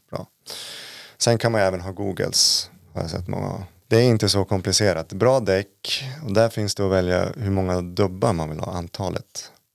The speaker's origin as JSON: {"language": "Swedish", "town": "Uppsala", "region": "Uppsala County", "country": "Sweden", "also_born_or_lived": "Jämtland Härjedalen", "moved": "as an adult", "lives_now": "Jämtland, Sweden", "said": "jag är från Uppsala från början, flyttade hit 2015"}